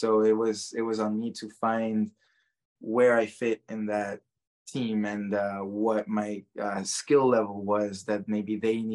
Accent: Guatemala; moved away; growing up in Guatemala, everyone is Catholic

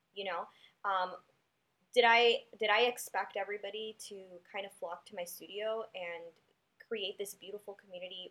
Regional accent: Chicago, Illinois, United States; my neighborhood growing up in Humboldt Park

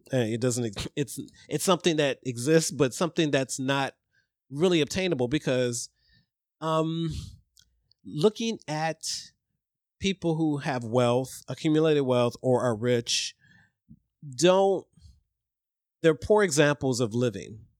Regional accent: Ohio, United States; I grew up in Ohio

